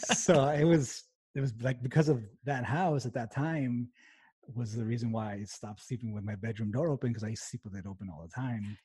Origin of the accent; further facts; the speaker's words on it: El Paso, Texas, United States; I'm originally from El Paso, Texas